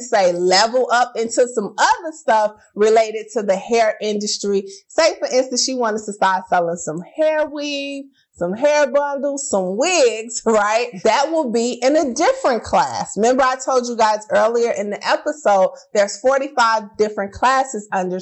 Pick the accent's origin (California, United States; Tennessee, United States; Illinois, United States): Illinois, United States; Chicago; I'm from Chicago. We got special language for everything, right? Like we say pop instead of soda